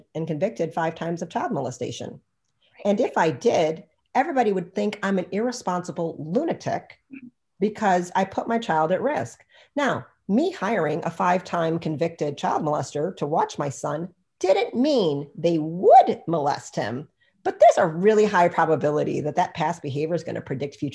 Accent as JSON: {"language": "English", "country": "United States", "said": "I'm freaking American"}